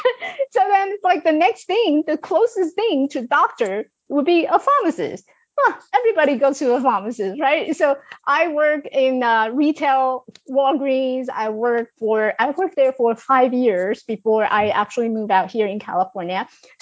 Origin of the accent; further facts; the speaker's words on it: China; accent: Chinglish; English is a second language; I speak with the Chinglish. So just deal with it, right? I speak with Chinglish.